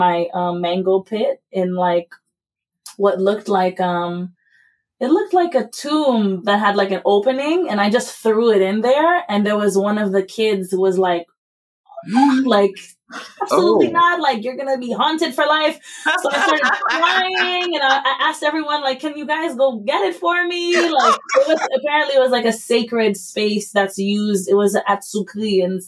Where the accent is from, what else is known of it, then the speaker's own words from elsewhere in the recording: Haiti; now in United States; I was raised in Haiti by an American mother